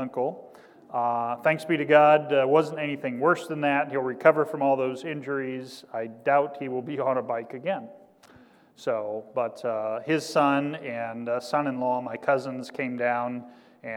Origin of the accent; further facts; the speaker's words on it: Kansas, United States; I'm from Kansas, so I know what flatland is like.